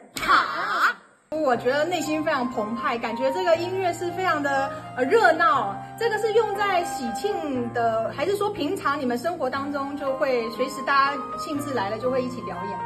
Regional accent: Taiwan; now in Beijing, China; 我是来自北京的台青

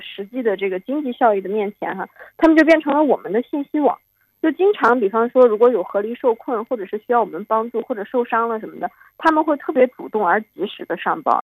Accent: Altay, Xinjiang, China; born or raised there

